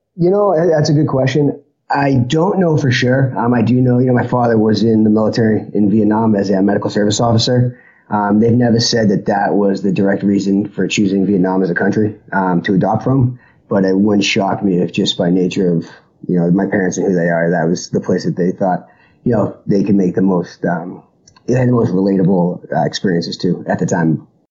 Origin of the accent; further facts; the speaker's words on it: Boston, Massachusetts, United States; moved away; I was born in Boston, Massachusetts, which is uh, why I came back. You know, family is still here.